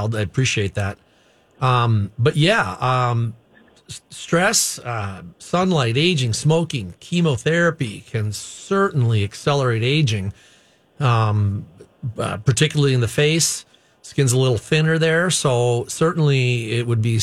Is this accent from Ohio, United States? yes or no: no; Cottage Grove, Minnesota, United States; I'm from here, as you know, Cottage Grove guy.